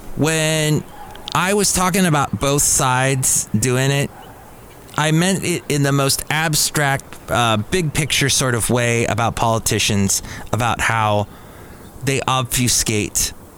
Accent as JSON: {"language": "English", "region": "California", "country": "United States", "said": "I'm a Californian"}